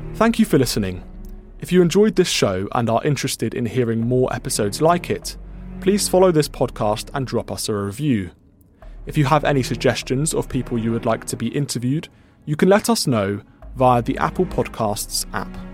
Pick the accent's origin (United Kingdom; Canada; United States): United Kingdom; as British people